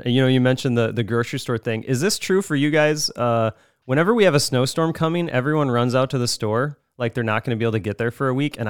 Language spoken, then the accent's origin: English; Owatonna, Minnesota, United States; now in Fergus Falls, United States; I grew up also in Owatonna, Minnesota, and I moved to Fergus Falls, and we're much further north in Minnesota.